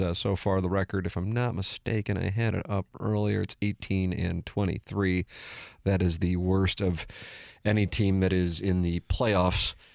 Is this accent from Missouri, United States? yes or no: yes; St. Louis, Missouri, United States; I'm from South City